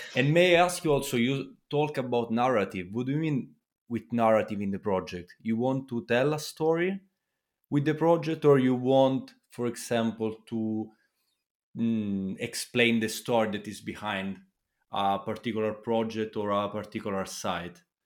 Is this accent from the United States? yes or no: no; Italy; I come from Italy